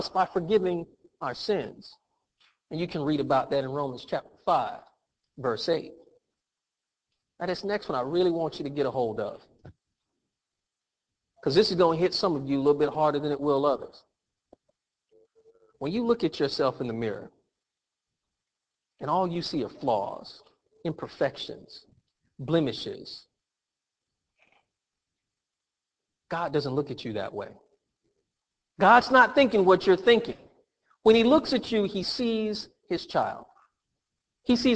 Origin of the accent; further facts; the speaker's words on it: United States; I'm from America. This is where I grew up. I am American